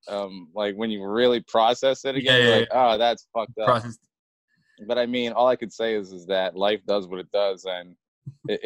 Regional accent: Elliot Lake, Ontario, Canada; also born or lived in Toronto; I was in Canada. I was too busy being Canadian.

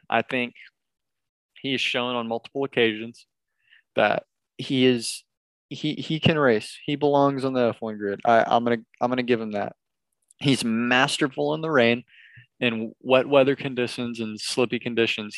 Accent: United States; I'm from America

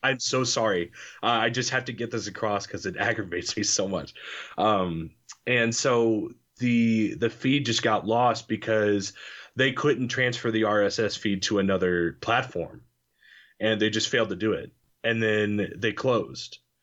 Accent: Illinois, United States; moved away as an adult; also born or lived in Kentucky; now in Cape Girardeau, United States; I'm from Illinois

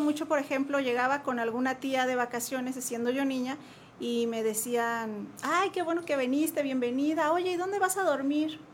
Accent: Jalisco, Mexico; now in Querétaro, Mexico; yo soy de Jalisco, allá nací, ya, ya llevo aquí muchos años viviendo

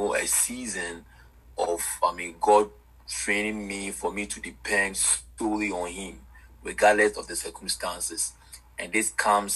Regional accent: Ghana; I'm from Ghana, West Africa. I'm a Ghanaian by birth

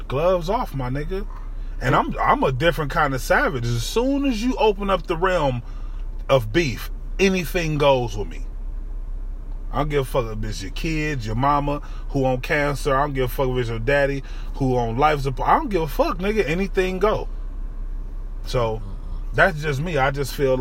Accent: Cleveland, Ohio, United States; I'm from Cleveland

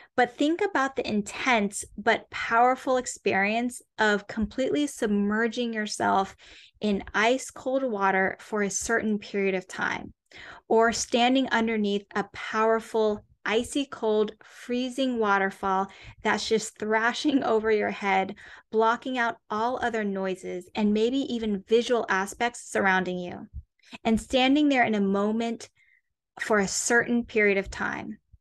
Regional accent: Atlanta, Georgia, United States; moved away; also born or lived in New York City; I was born and raised in the suburbs of Atlanta, Georgia

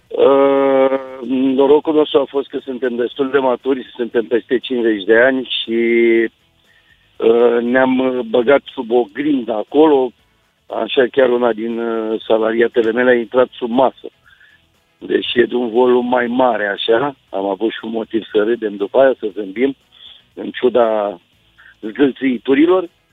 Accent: Târgu Jiu, Gorj, Romania; sunt din Târgu Jiu, locuiesc în Târgu Jiu

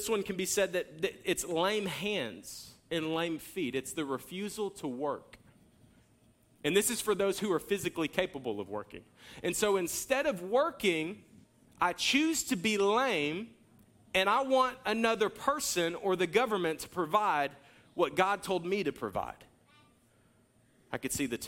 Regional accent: Jacksonville, United States; I grew up in Jacksonville

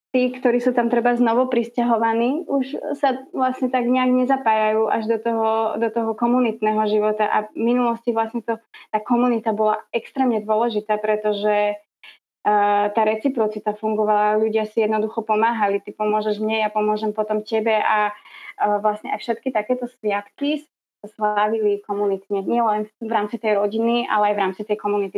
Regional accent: Slovakia; akí sme strašní Slováci a čo všetko je to naše tradičné slovenské

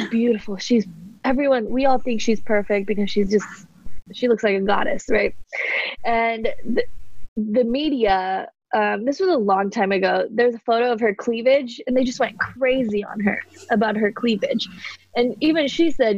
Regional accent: Cerritos, California, United States; moved away as an adult; also born or lived in India; now in Austin, United States; I grew up in California, born in India, but raised in California, SoCal, Cerritos

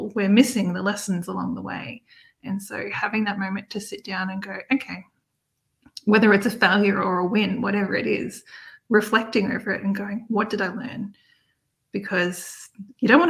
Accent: Australia; accent: Australian; my Australian accent

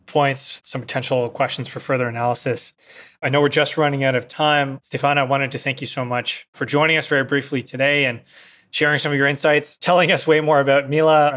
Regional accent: Canada; as a Canadian

